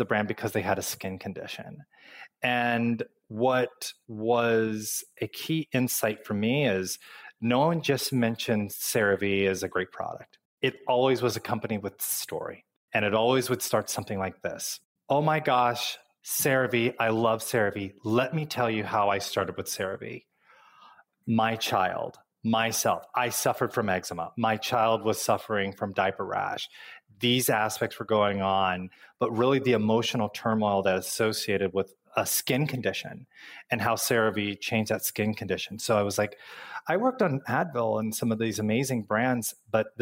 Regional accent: Midwest, United States; moved away; growing up in the Midwest, our winters are very cold.

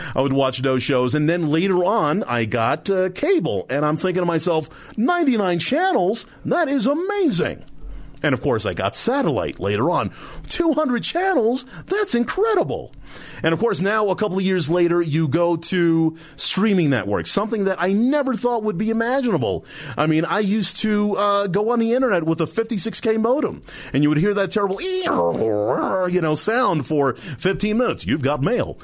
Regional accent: New York City, New York, United States; Brooklyn, New York.

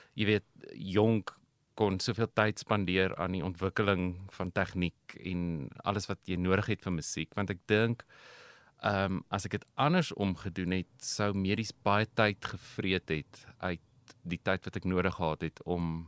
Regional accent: Pretoria, Gauteng, South Africa; also born or lived in United States; Ek is in Pretoria gebore. Inteendeel, ek bly nog steeds in dieselfde huis as waar in my ouers my as 'n babatjie ingedra

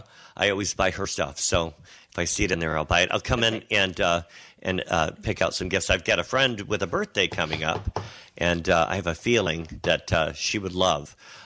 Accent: Monroe County, Michigan, United States; also born or lived in Carleton, Michigan; when I was a kid, I grew up in Monroe County.

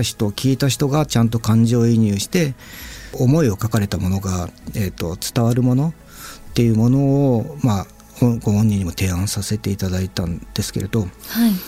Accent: Satsuma, Kagoshima, Japan; 僕、あの、鹿児島県っていうところの、まあ、薩摩町っていうすごい小さい

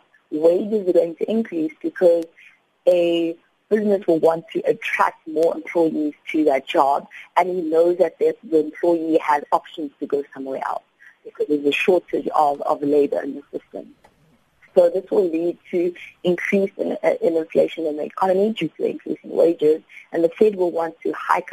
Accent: South Africa; as a South African

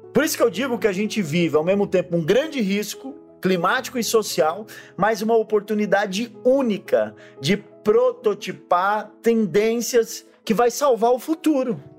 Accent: Brazil

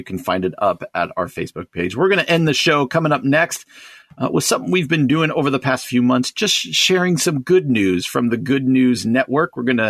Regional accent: New Jersey, United States; moved away; where I grew up in New Jersey.

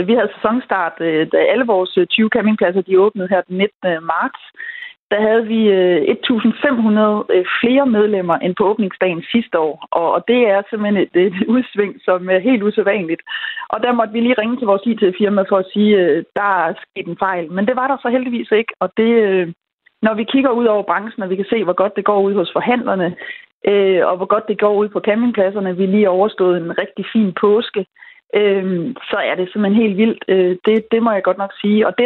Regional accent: West Jutland, Central Denmark Region, Denmark; nu er jeg jo fra Vestjylland

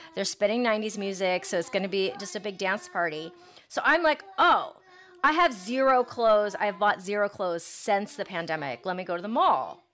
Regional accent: Granville, Ohio, United States; now in Los Angeles, United States; I grew up in Granville, Ohio, and it was a different world

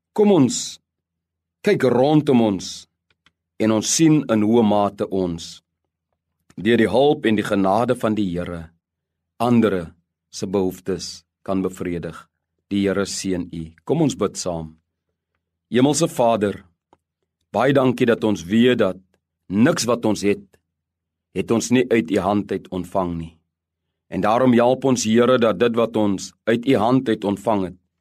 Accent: South Africa; Ons bevind ons as Suid-Afrikaners in 'n pragtige land

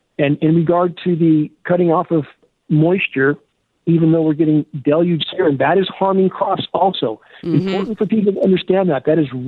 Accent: San Gabriel Mountains, California, United States; I grew up in snow in the San Gabriel Mountains.

